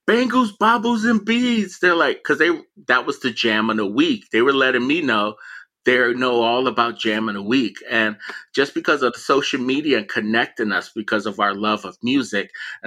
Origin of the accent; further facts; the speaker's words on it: Miami, Florida, United States; moved away; also born or lived in Philadelphia; growing up in Miami, you know, I lived in the projects